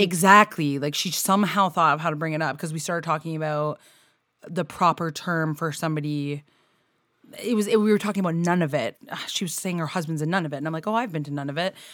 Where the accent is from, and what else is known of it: Canada